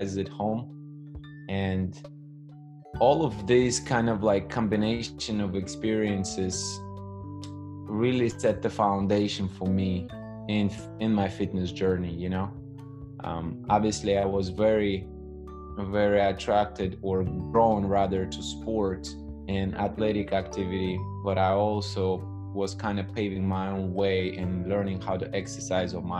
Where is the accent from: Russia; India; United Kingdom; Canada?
Russia; moved away as an adult; now in United States; I actually was born and raised in the Soviet Union. So now it's Russia, obviously, but I spent nearly 18 years of my life there